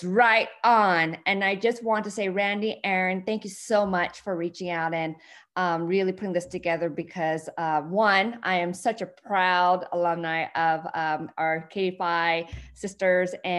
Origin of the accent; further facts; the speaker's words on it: San Bernardino, California, United States; first language Vietnamese; also born or lived in Santa Cruz; growing up in San Bernardino, that's where I grew up, and my parents were refugee immigrants